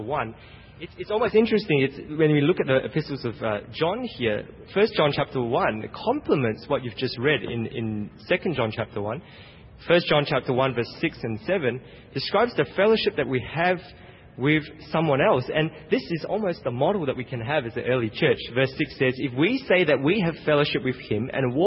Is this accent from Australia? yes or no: yes; Australia; now in United States; I'm from Australia